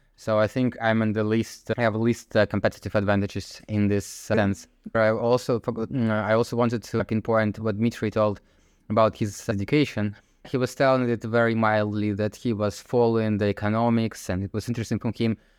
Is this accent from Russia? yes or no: yes; Zelenograd, Moscow, Russia; moved away as an adult; now in Netherlands; I grew up in Zelenovgradsk, which is next to Moscow